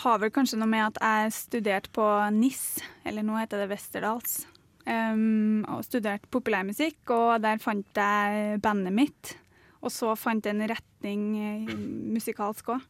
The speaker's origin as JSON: {"language": "Norwegian", "town": "Melhus", "region": "Trøndelag", "country": "Norway", "tie": "born or raised there", "accent": "Trøndersk", "moved": "yes", "lives_now": "Oslo, Norway", "said": "trøndersk er jo fordi det er dialekta mi"}